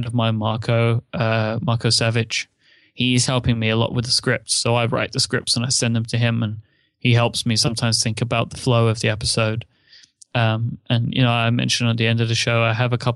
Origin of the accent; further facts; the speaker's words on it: United Kingdom; I'm British.